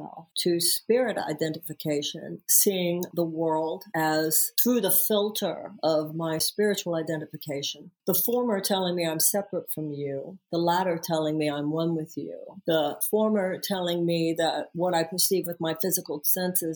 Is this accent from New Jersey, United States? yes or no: no; Houston, Texas, United States; I am from Houston, Texas